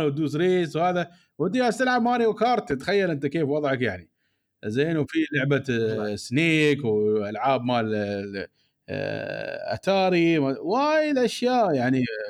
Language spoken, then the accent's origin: Arabic; United Arab Emirates; عندنا في الامارات